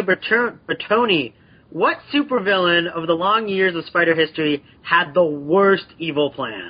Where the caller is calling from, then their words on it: Canada; I'm in Canada, actually, the Great White North.